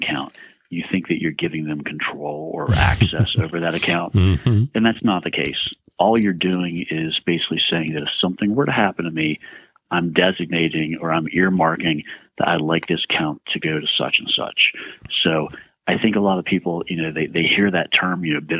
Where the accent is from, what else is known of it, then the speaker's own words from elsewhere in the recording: Oakland, Maryland, United States; moved away as an adult; also born or lived in Baltimore, Maryland; I graduated from Southern Garrett High School right here in Oakland, born and raised in Garrett County